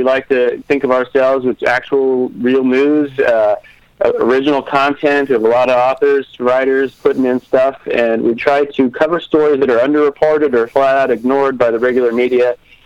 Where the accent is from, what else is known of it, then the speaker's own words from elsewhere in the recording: Midwest, United States; I grew up around guns in the Midwest.